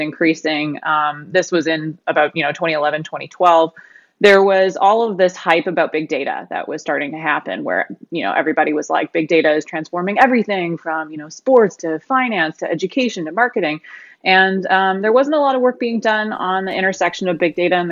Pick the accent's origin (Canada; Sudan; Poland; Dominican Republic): Canada; now in Austin, United States; I'm actually Canadian.